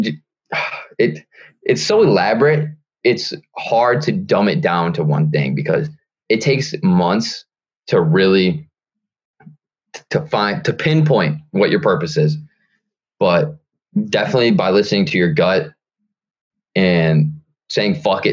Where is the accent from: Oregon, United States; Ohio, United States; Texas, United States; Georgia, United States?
Ohio, United States; near Toledo; moved away; my hometown, my super small hometown, which all my friends are